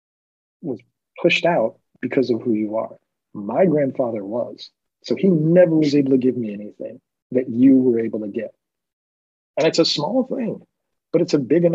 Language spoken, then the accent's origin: English; New York, United States; growing up in New York